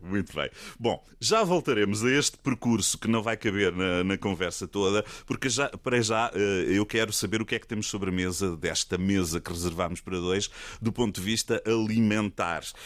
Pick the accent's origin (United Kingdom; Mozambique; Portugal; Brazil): Portugal; Costa Vicentina, Algarve; also born or lived in Lagos; eu nasci em Lagos, mas só nasci lá também fui-me logo embora a correr para Algesur, Costa Vicentina